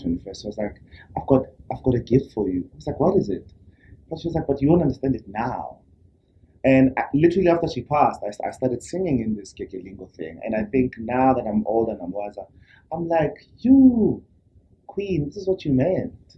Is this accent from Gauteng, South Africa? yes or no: yes; Soweto, Gauteng, South Africa; I was born and raised born in Soweto.